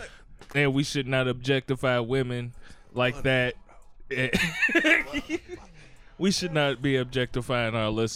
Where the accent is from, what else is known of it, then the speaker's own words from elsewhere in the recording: Gary, Indiana, United States; I'm from Gary